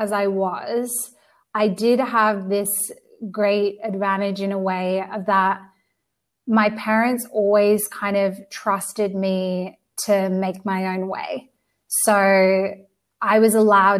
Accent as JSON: {"language": "English", "country": "Australia", "also_born_or_lived": "United Kingdom", "moved": "yes", "lives_now": "Spain", "said": "I'm from Australia, but I've lived in the UK before I moved to Spain."}